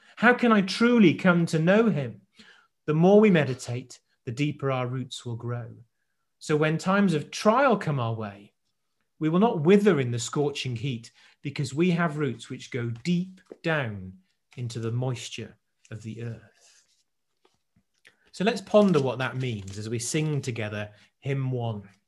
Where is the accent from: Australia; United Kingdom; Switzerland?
United Kingdom; South Wales; I grew up in South Wales